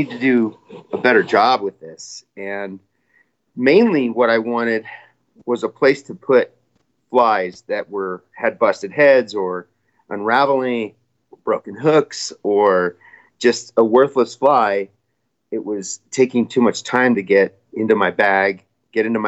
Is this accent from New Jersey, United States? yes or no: no; Royal Gorge, Colorado, United States; I grew up spin fishing on the Arkansas River and kind of by, the Royal Gorge, Highway 50, Canyon City to Salida in Buena Vista area.